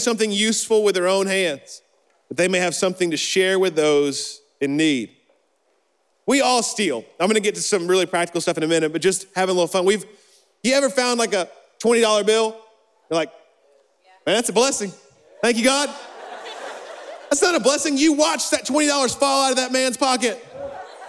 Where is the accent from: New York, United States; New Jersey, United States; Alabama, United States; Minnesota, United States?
Alabama, United States; Birmingham; little good Christian, little Baptist boy in Birmingham